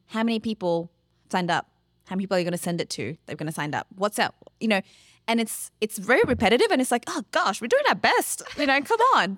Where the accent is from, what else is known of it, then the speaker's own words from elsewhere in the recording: Australia; as Australians, because that's who we are